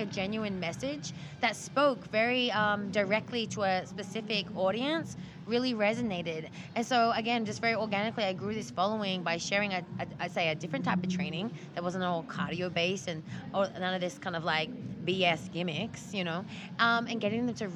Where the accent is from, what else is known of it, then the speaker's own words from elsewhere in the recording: Australia; moved away; I grew up in Australia, so I have a rugby background